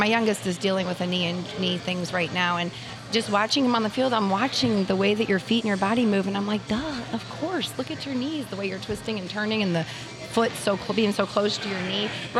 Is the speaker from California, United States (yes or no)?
no; Imperial, Missouri, United States; I grew up in St. Louis, a little south of St. Louis, Imperial.